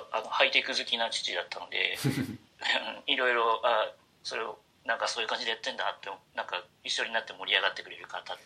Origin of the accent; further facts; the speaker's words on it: Miyazaki, Japan; now in Tokyo, Japan; もともと宮崎出身ですけど